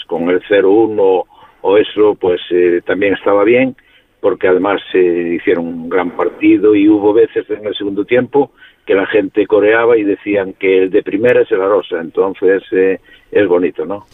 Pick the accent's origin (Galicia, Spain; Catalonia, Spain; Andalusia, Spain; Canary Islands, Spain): Galicia, Spain; Vilagarcía de Arousa; la comarca en un radio de 20 kilómetros somos ciento y pico, 200.000